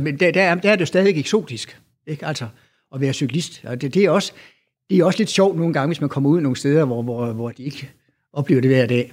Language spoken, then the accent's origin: Danish; Denmark; now in Aarhus, Denmark; jeg er jo jyde